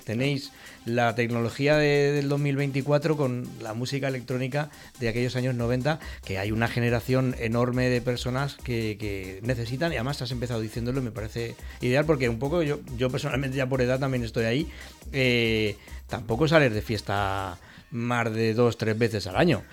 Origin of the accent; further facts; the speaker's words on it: Valencian Community, Spain; el carácter que tenemos propio, los, tanto valencianos como españoles en general